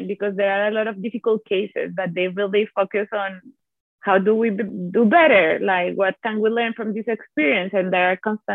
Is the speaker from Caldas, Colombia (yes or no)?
no; Bogotá, Colombia; first language Italian and Spanish; English is a second language; moved away as an adult; now in Chicago, United States; I was born and raised in Bogota, the capital of Colombia